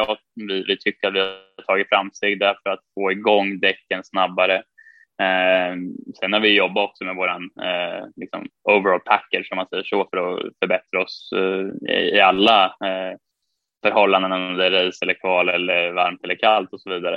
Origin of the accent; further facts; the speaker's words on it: Sweden; moved away as an adult; hemma i Sverige